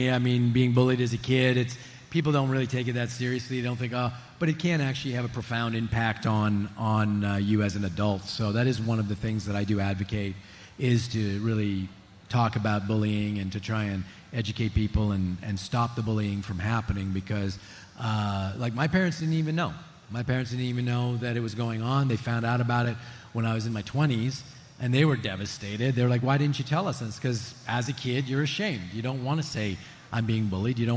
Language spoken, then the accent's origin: English; Montreal, Quebec, Canada; born or raised there; also born or lived in Regina, Saskatchewan